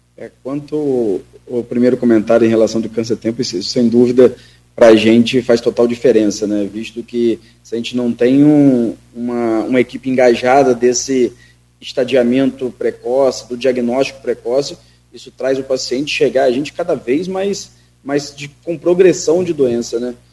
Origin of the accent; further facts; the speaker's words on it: São Francisco de Itabapoana, Rio de Janeiro, Brazil; minha cidade natal é São Francisco